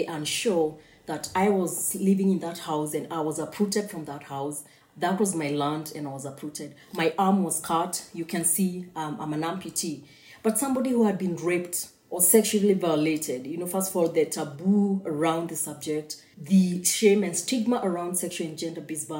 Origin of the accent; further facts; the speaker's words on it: Kenya; I'm Kenyan